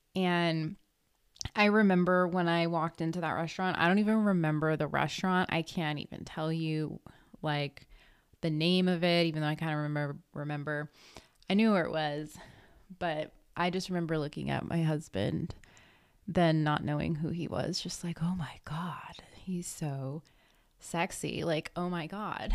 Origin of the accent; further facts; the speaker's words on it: Redondo Beach, California, United States; I'm originally from Redondo Beach, California.